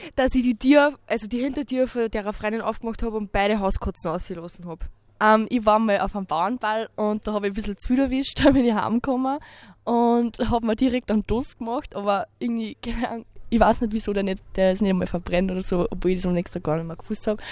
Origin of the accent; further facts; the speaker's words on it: Mitterkirchen, Upper Austria, Austria; komme aus Mitterkirchen